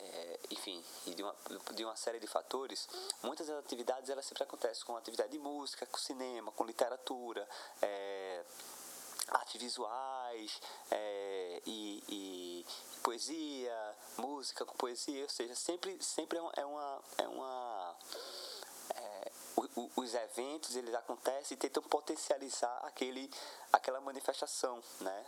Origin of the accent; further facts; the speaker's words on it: Goiana, Pernambuco, Brazil; eu, que somos daqui de Goiânia